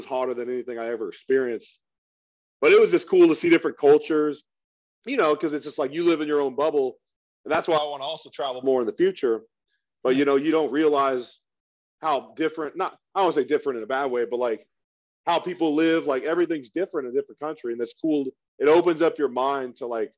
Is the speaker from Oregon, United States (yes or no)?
yes; Oregon, United States; moved away as an adult; I'm from Oregon originally